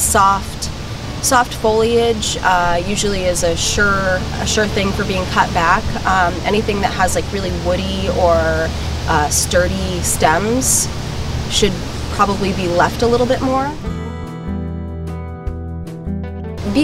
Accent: Vermont, United States; now in Maine & New Hampshire seacoast, United States; I grew up in Vermont

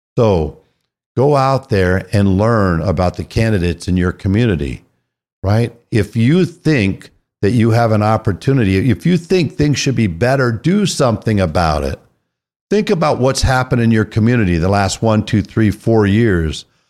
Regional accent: California, United States; moved away as an adult; I was raised in California

